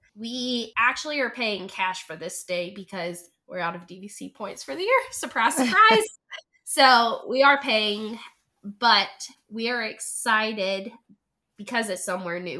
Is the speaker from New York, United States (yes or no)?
no; Hendersonville, North Carolina, United States; moved away as an adult; now in Charlotte, United States; I was also born and raised there.